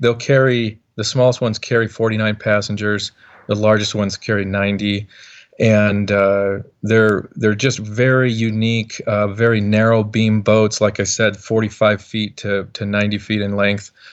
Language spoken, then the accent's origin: English; Montana, United States; growing up in Montana, obviously, uh, not the biggest boat building community